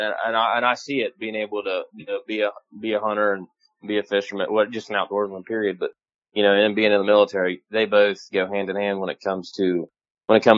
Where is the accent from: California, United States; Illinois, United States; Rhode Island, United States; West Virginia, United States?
West Virginia, United States; New Martinsville; moved away as an adult; now in Ohio, United States; I live in Ohio now, but I grew up hunting in West Virginia.